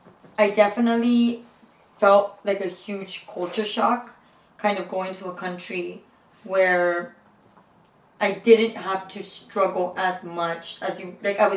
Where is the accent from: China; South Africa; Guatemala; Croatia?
Guatemala; now in Los Angeles, United States; I wasn't born in the United States, I was born in Guatemala